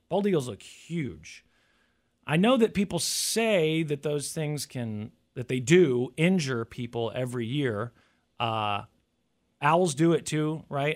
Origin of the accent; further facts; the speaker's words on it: United States; growing up in the United States